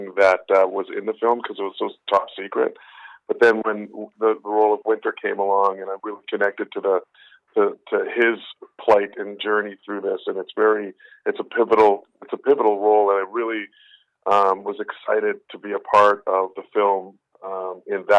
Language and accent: English; Winnipeg, Manitoba, Canada; I'm from Winnipeg, Manitoba, and we were playing a bar in Winnipeg